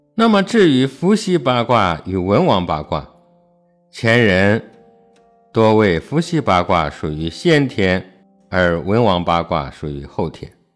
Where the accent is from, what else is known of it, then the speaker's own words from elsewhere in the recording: China; 身为中国人